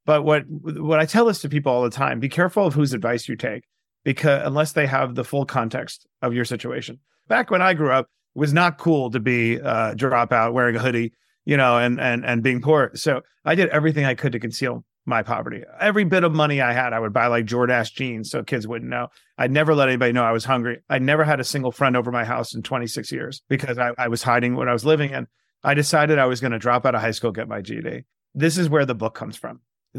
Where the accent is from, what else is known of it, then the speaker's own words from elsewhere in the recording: Queens, New York, United States; I grew up in Queens, New York, in a shoebox apartment on Springfield Boulevard in Bayside, and was born to a single mom.